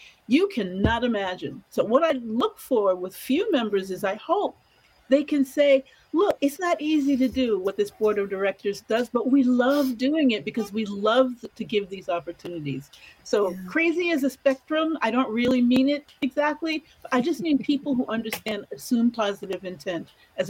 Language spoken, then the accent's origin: English; New York City, New York, United States; I'm from New York City